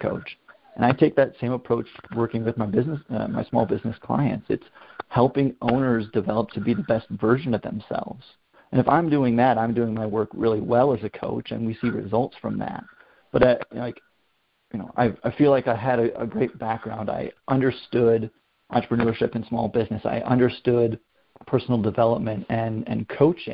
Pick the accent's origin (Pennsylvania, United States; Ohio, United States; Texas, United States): Ohio, United States; moved away as an adult; also born or lived in Portland, Oregon; I moved from my hometown in Ohio to Portland, Oregon in 2010